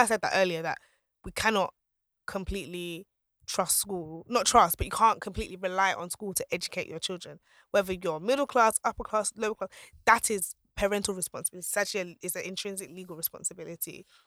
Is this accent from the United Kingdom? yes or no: no; Nigeria; I'm Nigerian